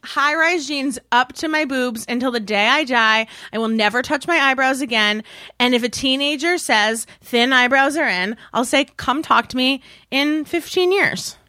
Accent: Westchester, New York, United States; moved away as an adult; also born or lived in Massachusetts; In New York, in Westchester

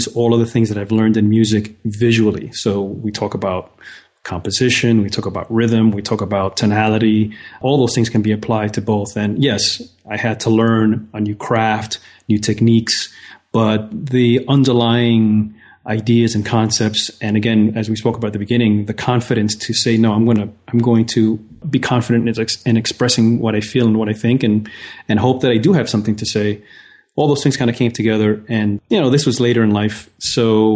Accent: New York City, New York, United States; As a kid, I grew up in New York City in the Bronx

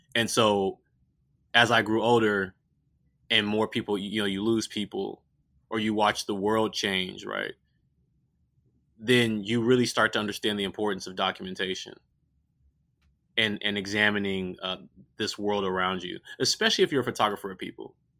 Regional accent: Richmond, California, United States; I grew up in Richmond, California

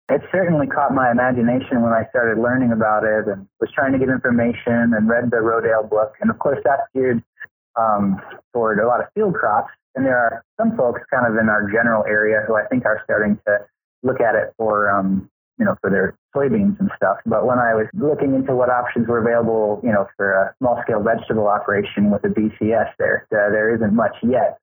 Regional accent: Detroit, Michigan, United States; moved away; I was born in Detroit, Michigan, actually, and and, and but we had an acre of ground, and my mother raised rabbits

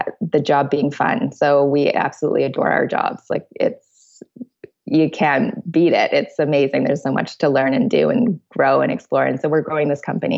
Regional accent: Canada; we're Canadian

